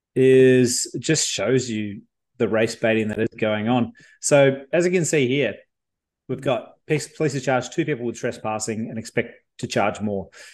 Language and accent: English; Victoria, Australia; moved away; I come from Victoria originally